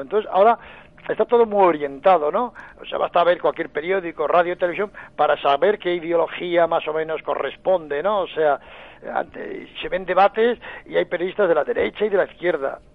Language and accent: Spanish; Navarre, Spain; now in Madrid, Spain; yo soy navarro